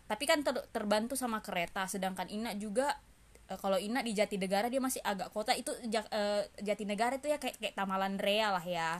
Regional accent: Makassar, South Sulawesi, Indonesia; moved away; also born or lived in Jakarta

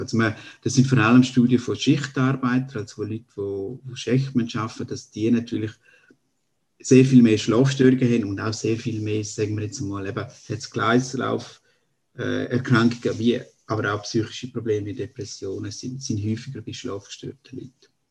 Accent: eastern Switzerland, Graubünden, Switzerland; am Dialekt da kennt man, also ich bin Schweizer aus der Ostschweiz, aus Graubünden

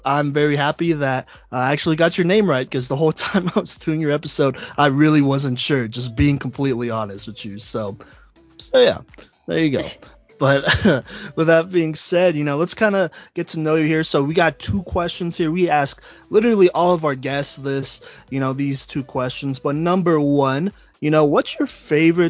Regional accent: Texas, United States; now in Colorado, United States; I'm actually from Texas

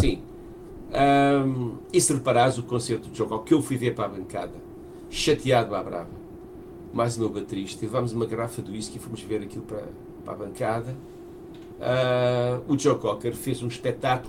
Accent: Portugal; nós estamos em Portugal, somos portugueses

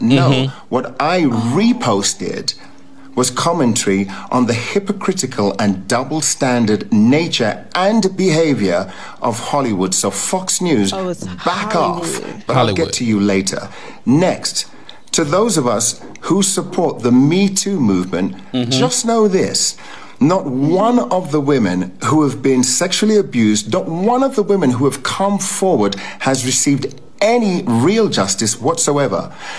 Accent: England, United Kingdom; born there; I am English born.

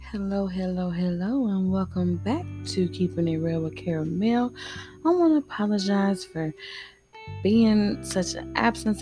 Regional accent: United States; I am African American

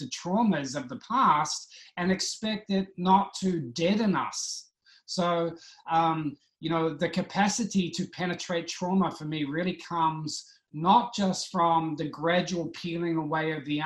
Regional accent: New Zealand; I was brought up in New Zealand

